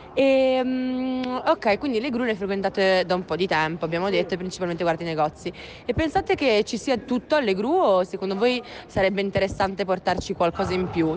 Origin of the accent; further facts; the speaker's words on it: Parella, Piedmont, Italy; vengo da Parella